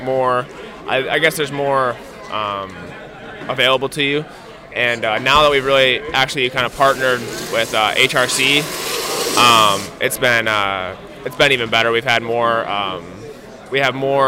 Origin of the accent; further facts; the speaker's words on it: Midwest, United States; also born or lived in Illinois; I'm from the Midwest, so it's kind of a home race